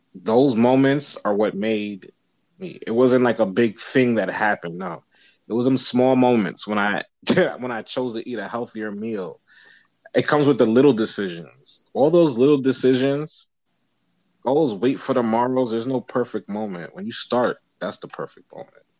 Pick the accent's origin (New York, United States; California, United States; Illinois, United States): New York, United States; New York City; growing up in New York